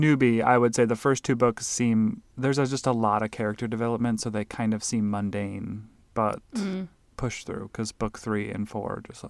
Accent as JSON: {"language": "English", "region": "Nebraska", "country": "United States", "tie": "born or raised there", "also_born_or_lived": "Alaska", "said": "I was born in Alaska, but we moved to Nebraska when I was like 3"}